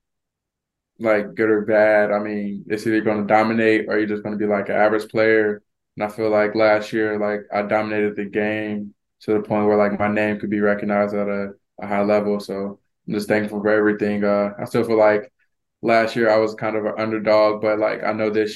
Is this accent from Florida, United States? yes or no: yes; Florida, United States; moved away; I'm from Florida